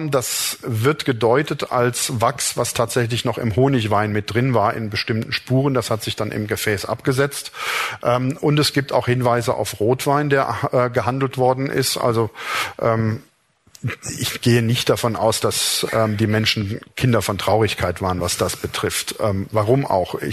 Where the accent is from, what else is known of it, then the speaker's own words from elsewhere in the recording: Rhineland, Germany; Ähm, mir als Rheinländer fällt sowas natürlich direkt auf.